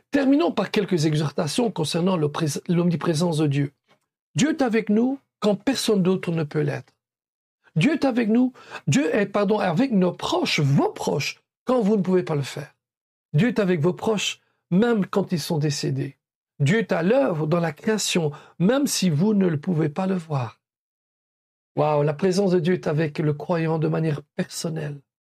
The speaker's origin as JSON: {"language": "French", "country": "Belgium", "said": "comme on dit chez nous en Belgique"}